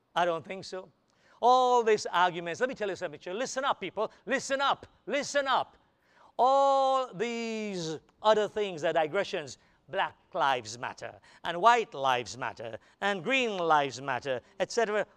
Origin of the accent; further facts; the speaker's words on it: United States; I'm an American